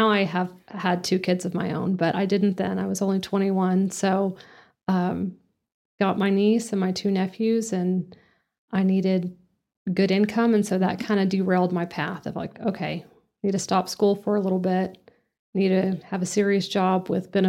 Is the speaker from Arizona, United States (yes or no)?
no; Lubbock, Texas, United States; moved away as an adult; now in Amarillo, United States; Grew up in Lubbock